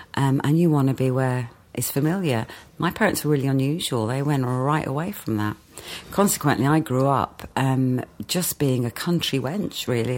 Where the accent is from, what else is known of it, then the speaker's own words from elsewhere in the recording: West Midlands, United Kingdom; moved away as an adult; also born or lived in Wolverhampton / Walsall; I was a country girl, grew up in the Black Country Mining Village